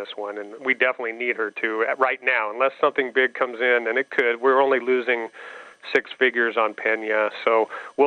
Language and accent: English; Nebraska, United States; I grew up in Nebraska, was a Cornhusker